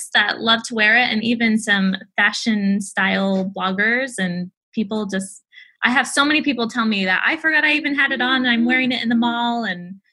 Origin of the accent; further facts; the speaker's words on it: Japan; now in United States; I grew up in Japan